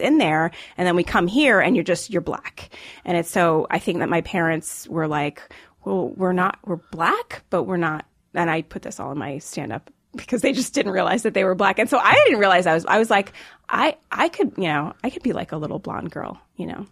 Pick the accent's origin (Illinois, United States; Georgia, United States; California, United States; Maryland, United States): Maryland, United States; Rockville; also born or lived in Jamaica / New York City / Silicon Valley; I grew up, uh, just like forty-five minutes outside D C